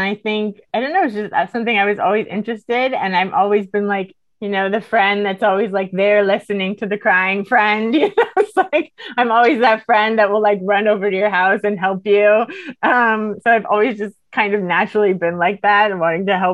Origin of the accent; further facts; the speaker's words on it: Miami, Florida, United States; moved away as an adult; now in Sweden; When I grew up in Miami